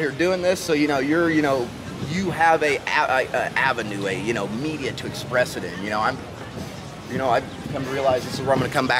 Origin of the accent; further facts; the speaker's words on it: Indiana, United States; also born or lived in Colorado; I'm out here from Colorado, you know, from southern Indiana, you know, so for 30 years, I grew up with nothing but, you know, dirt bags and, you know, flat land.